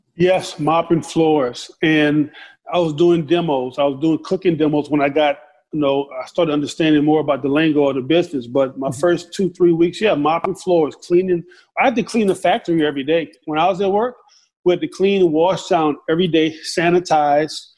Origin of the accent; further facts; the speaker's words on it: the South, United States; growing up in the South.